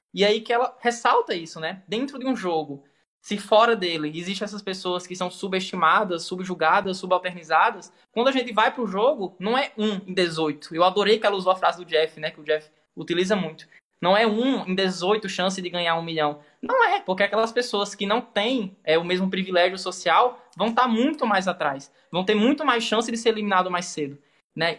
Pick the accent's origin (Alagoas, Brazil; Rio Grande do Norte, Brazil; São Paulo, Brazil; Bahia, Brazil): Rio Grande do Norte, Brazil; Caicó; eu sou daqui de Caicó, né, interior do Rio Grande do Norte.